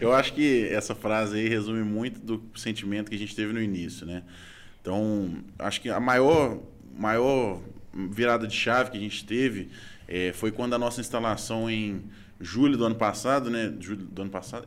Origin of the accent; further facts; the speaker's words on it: Belo Horizonte, Minas Gerais, Brazil; eu sou daqui